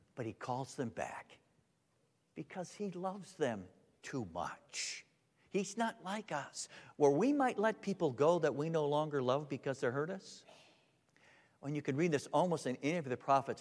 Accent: Holland, Michigan, United States; I grew up in Holland, Michigan

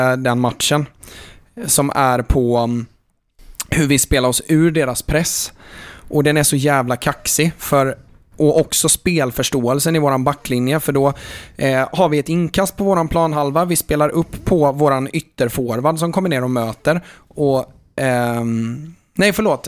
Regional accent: Jönköping, Jönköping County, Sweden; halva min uppväxt var ju liksom i stort sett på Råslätt

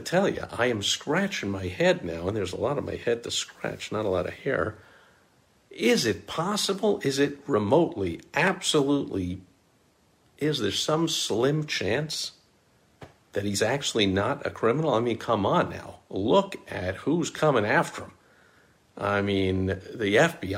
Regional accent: New York, United States; people who know me know I'm from New York

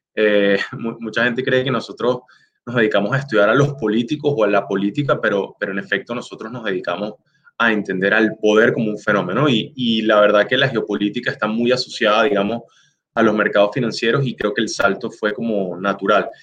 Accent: Venezuela; now in Chicago, United States; soy venezolano

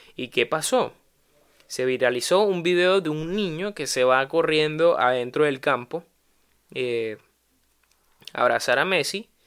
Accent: Venezuela; moved away; en mi propio país

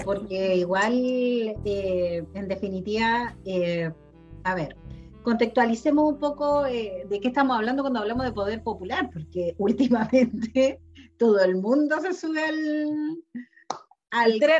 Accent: Chile

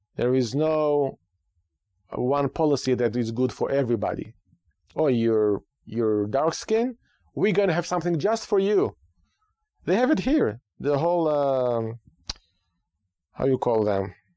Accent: Israel; now in United States; Growing up in Israel

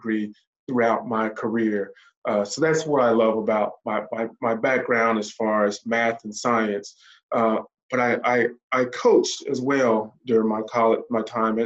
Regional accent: Starkville, Mississippi, United States; moved away as an adult; also born or lived in Tuscaloosa, Alabama / Indiana; now in North Atlanta metro area, United States; I'm originally from Mississippi, Starkville, Mississippi

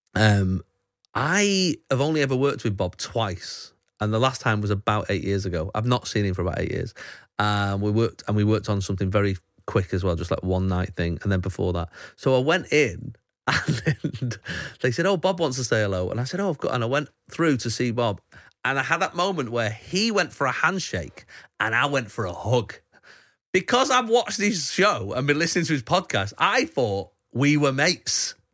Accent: Manchester, North West England, United Kingdom; I grew up in Wally Range, Moss Side, uh, sort of area.

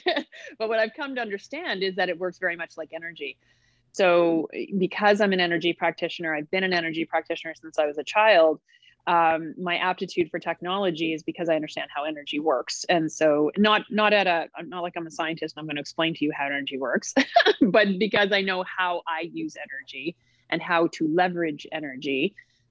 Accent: Halifax, Nova Scotia, Canada; moved away; I'm from Halifax, Nova Scotia, originally.

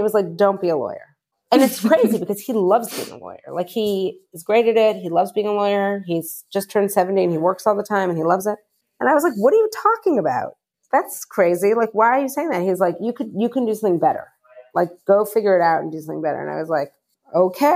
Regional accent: Michigan, United States; moved away as an adult; now in New York City, United States; I'm from Michigan

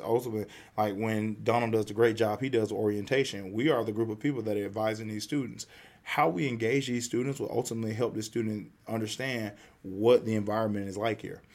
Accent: the South, United States; I'm, I'm a Southerner

